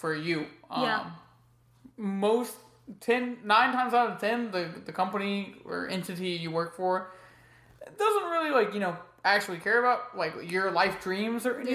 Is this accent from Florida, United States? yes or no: yes; Florida, United States; now in Charleston, United States; I'm from Florida